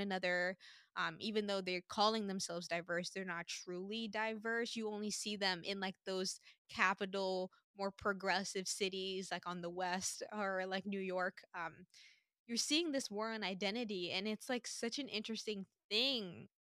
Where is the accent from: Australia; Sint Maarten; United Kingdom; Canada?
Sint Maarten; now in United States; growing up in Saint Martin